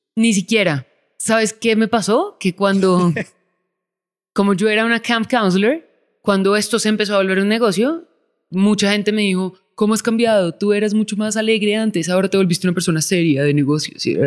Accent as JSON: {"language": "Spanish", "region": "Bogotá", "country": "Colombia", "tie": "born or raised there", "said": "Yo soy colombiana y yo también. Cuando yo era chiquita no era tan peligroso, entonces pues sí, yo crecí afuera, en Bogotá"}